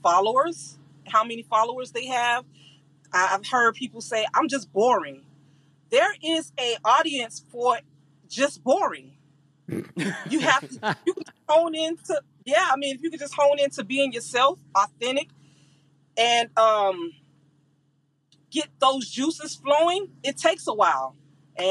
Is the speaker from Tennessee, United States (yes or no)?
no; Florida, United States; I'm from Florida